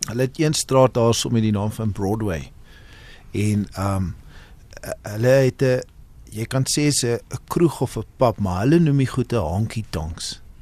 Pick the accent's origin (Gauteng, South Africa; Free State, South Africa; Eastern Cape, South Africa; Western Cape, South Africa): Western Cape, South Africa; Cape Town; moved away as an adult; now in Johannesburg, South Africa; Ons het in Kaapstad groot geword.